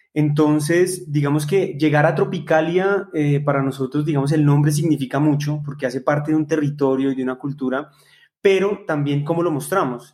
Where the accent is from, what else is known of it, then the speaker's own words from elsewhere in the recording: Colombia; nosotros como colombianos